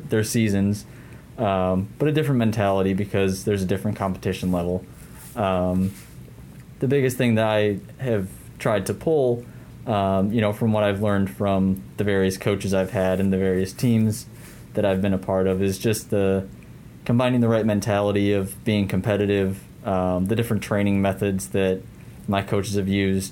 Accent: Aurora, Illinois, United States; also born or lived in DeKalb, Illinois; I grew up in Aurora. I went to Marmion Academy

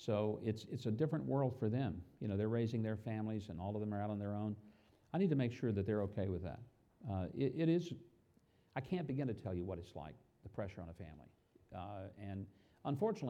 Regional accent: South Arkansas, United States; I'm from South Arkansas

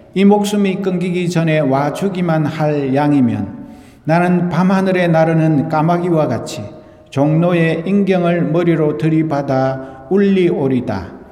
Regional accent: South Korea; now in United States; 우리 조국

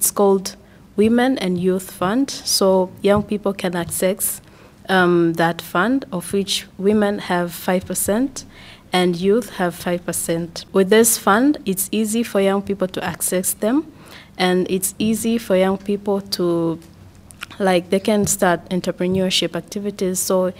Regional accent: Tanzania; I'm from Tanzania

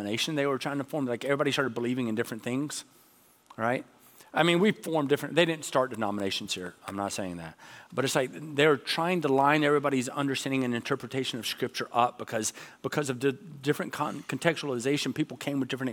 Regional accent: Georgia, United States; I grew up in Georgia

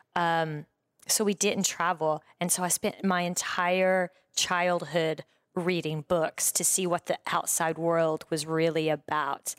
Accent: Breckenridge, Texas, United States; moved away as an adult; also born or lived in New York; now in Los Angeles, United States; I grew up, um, in a small town in West Texas called Breckenridge

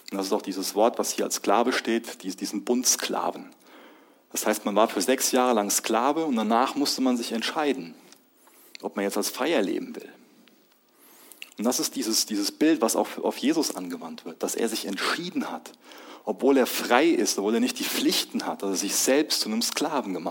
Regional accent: Germany; Ich bin Ehemann von, von Lois. Ich bin Papa. Ich bin Deutscher.

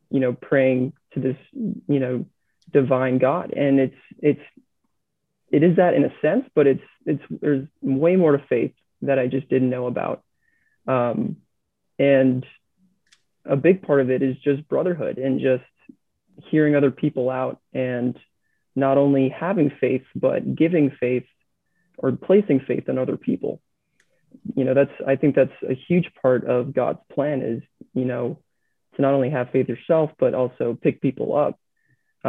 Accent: New England, United States; I was born and raised in New England

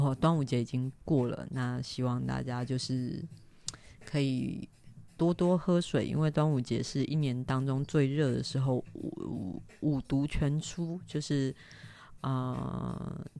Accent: Taiwan; 那你要很大声的说，我我台湾人，我台湾人这样子。

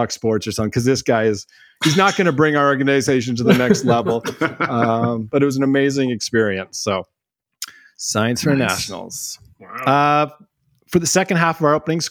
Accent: Smithers, British Columbia, Canada; I grew up in Smithers, BC

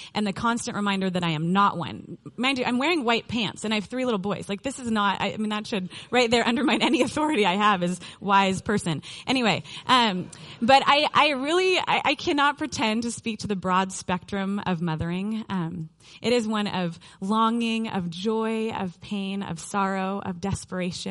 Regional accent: Mercer Island, Washington, United States; I graduated from Mercer Island High School in the last year of the last century, 1999

